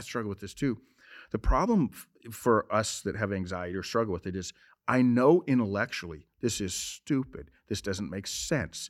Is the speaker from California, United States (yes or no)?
no; Montana, United States; I'm from Montana